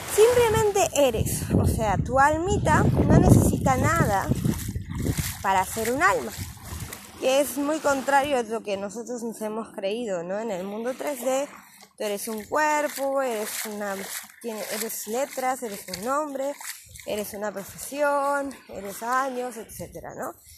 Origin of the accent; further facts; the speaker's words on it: Peru; moved away; soy de Perú